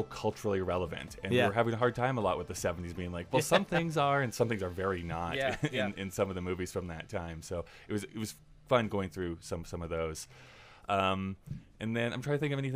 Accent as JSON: {"language": "English", "country": "Canada", "said": "I'm from Canada, which is perfectly true"}